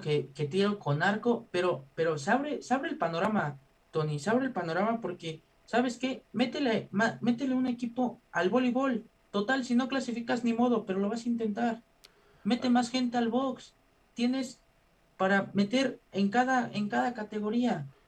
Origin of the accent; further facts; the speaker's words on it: Mexico; como mexicano